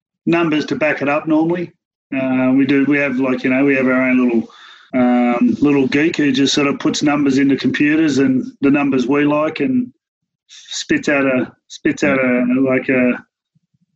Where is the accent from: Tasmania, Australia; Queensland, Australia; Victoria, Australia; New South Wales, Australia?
New South Wales, Australia; Penrith; growing up in Penrith